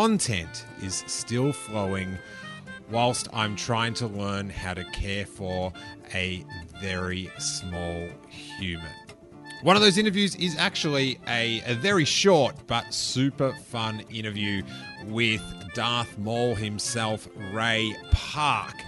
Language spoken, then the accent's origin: English; Australia; accent: Australian; Love hearing my accent repeated to me